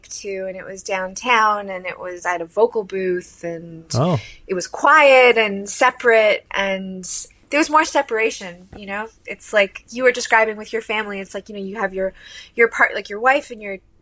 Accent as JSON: {"language": "English", "town": "Hamilton", "region": "Ontario", "country": "Canada", "moved": "as an adult", "lives_now": "New York, United States", "said": "I moved to New York from Hamilton, 2017"}